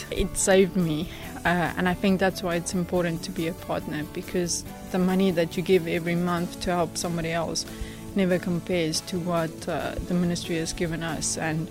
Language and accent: English; South Africa; I am from South Africa.